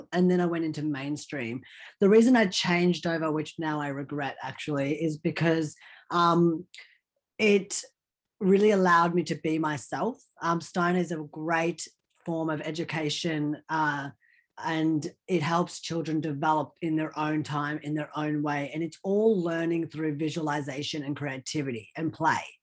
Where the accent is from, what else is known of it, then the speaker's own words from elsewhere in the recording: Australia; English is a second language; also born or lived in Old Delhi, India; I basically grew up in Australia all my life since then.